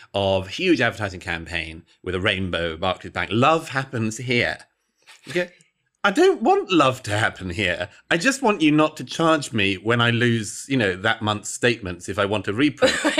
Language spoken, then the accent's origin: English; United Kingdom; I grew up in Britain in the nineteen eighties and nineties